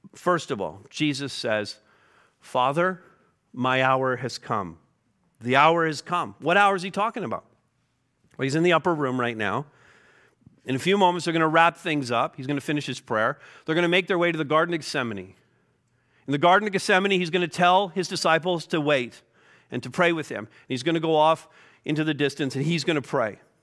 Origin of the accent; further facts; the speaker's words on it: Montreal, Quebec, Canada; moved away; I'm from Montreal